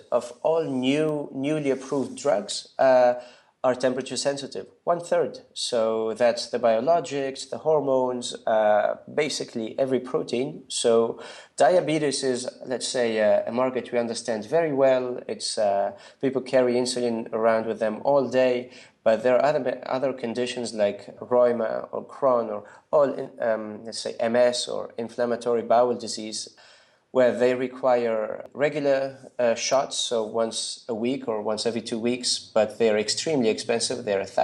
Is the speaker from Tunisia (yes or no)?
yes; Tunisia; moved away as an adult; also born or lived in Germany; now in Berlin, Germany; I come from Tunisia. It's a beautiful country in North Africa